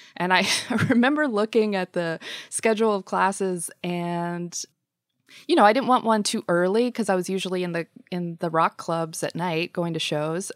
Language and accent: English; Georgia, United States; moved away as an adult; now in Nashville, United States; I grew up in Georgia, uh, in a small military town.